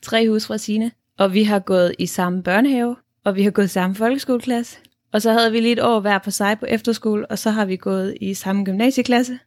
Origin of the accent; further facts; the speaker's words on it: Denmark; moved away as an adult; vi oplever at bo i udlandet som danskere